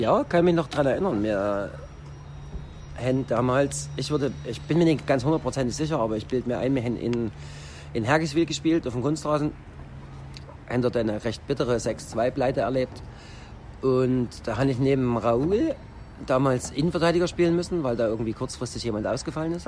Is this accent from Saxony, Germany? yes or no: yes; Roßwein, Saxony, Germany; Also das ist meine Heimatstadt